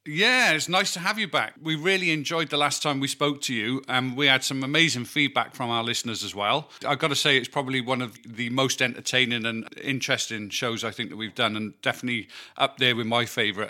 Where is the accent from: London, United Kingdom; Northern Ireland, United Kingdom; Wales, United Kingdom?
Wales, United Kingdom; being a Welshman myself